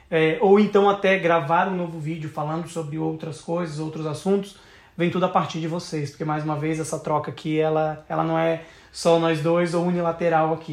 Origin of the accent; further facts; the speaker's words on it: South Region, Brazil; eu sou do Sul, né, eu acho que eu só tive uma consciência realmente do Brasil quando eu viajei ao redor do Brasil.